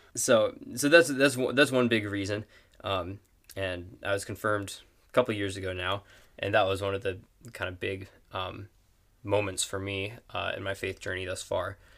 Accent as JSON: {"language": "English", "town": "Superior", "region": "Wisconsin", "country": "United States", "tie": "born or raised there", "also_born_or_lived": "Texas", "said": "I was born in Texas, but, uh, grew up in Wisconsin, uh, in Superior and just a little outside of it"}